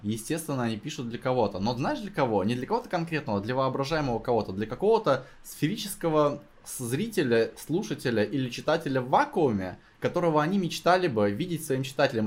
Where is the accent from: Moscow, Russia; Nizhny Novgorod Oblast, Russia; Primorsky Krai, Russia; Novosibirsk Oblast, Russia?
Novosibirsk Oblast, Russia; Novosibirsk; я из Новосибирска